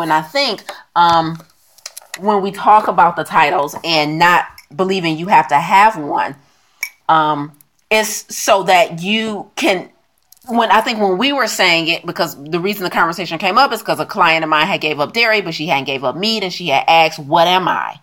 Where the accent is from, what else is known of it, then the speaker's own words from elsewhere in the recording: United States; also born or lived in China; I'm American.